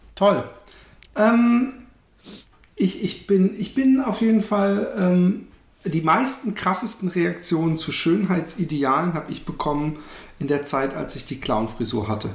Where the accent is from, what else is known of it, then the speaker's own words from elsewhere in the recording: Karlsruhe, Baden-Württemberg, Germany; moved away; war ich in meiner Heimatstadt Karlsruhe